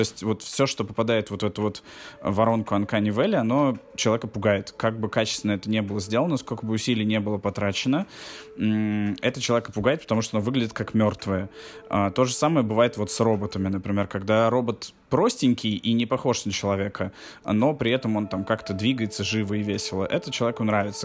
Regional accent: Russia; Здесь я выступаю из России

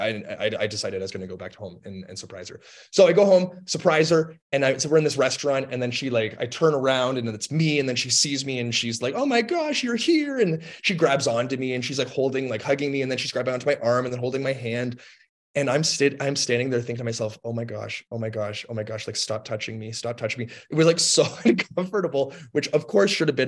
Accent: Toronto, Ontario, Canada; moved away as an adult; also born or lived in Lynchburg, Virginia, United States; I'm from Toronto, Ontario, Canada, and I went to Lynchburg, Virginia in the States

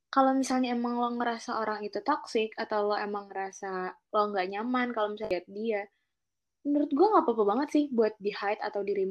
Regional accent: South Tangerang, Banten, Indonesia; Walaupun sebenarnya kita anak Tangsel ya

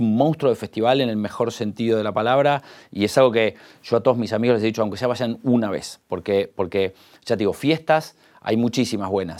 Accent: Argentina

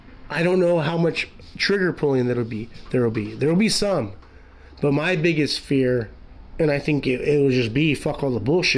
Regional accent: United States; I'm American

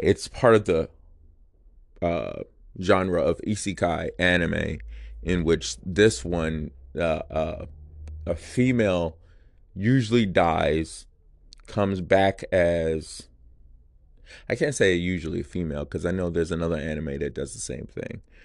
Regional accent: United States; I'm American

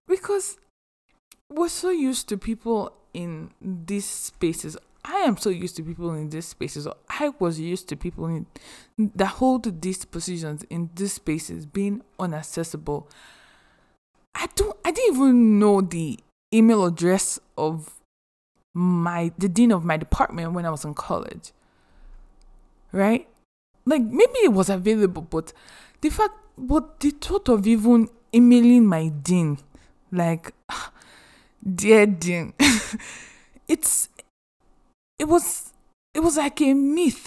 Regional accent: Nigeria; English is a second language; moved away as an adult; also born or lived in Athens, United States; now in United States

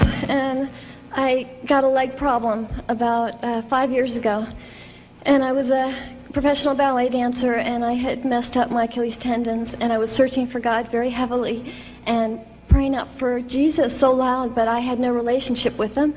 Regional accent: Fort Lauderdale, Florida, United States; I'm from Fort Lauderdale

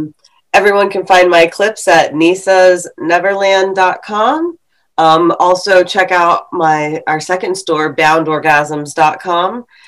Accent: United States; first language English; Because I'm American and I speak English.

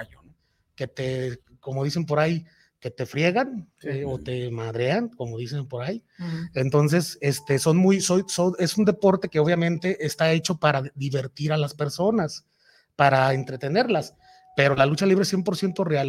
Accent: Guadalajara, Jalisco, Mexico; Yo soy de aquí de Guadalajara

